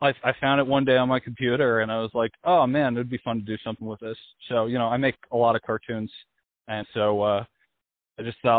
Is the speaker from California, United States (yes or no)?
yes; Los Angeles, California, United States; I'm from LA. I'm Polish-Lithuanian, I think. But I'm from Los Angeles.